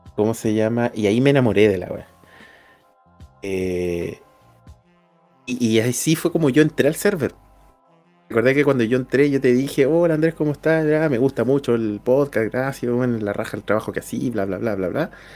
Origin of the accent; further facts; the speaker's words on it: Puerto Montt, Los Lagos, Chile; accent: cantadito; moved away; yo hablo cantadito. Pues, yo soy del sur de, Chile, yo soy de Puerto Montt